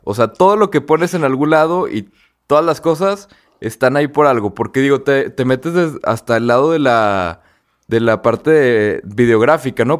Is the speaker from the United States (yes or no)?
no; Torreón, Coahuila, Mexico; porque nosotros somos de Torreón